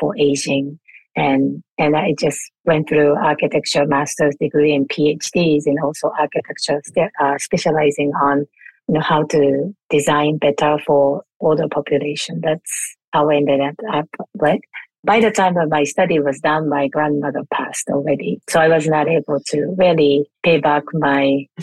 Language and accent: English; Japan; moved away; I was born and raised in Japan, and I grew up with four generation household